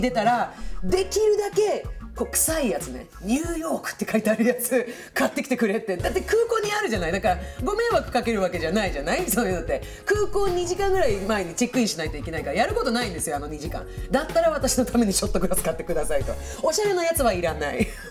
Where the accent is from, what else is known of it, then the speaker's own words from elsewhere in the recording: Stockholm, Stockholm County, Sweden; now in Japan; 私の母国スウェーデン